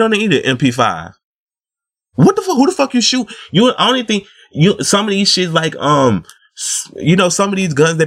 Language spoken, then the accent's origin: English; the South, United States; I'm from the South